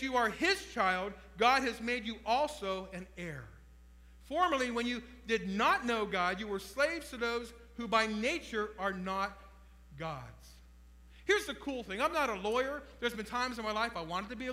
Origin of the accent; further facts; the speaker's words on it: Trumbull County, Ohio, United States; I was raised in Trumbull County, Ohio